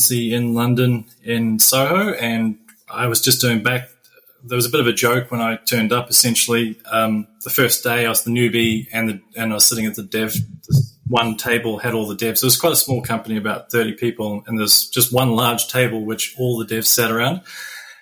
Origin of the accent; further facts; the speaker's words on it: New Zealand; moved away as an adult; also born or lived in United Kingdom; now in Australia; I was born in New Zealand and I've lived in the UK and now I'm living in Australia